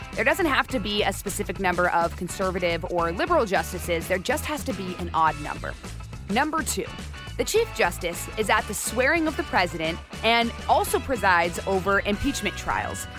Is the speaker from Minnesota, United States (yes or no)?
no; Arizona, United States; I'm from Arizona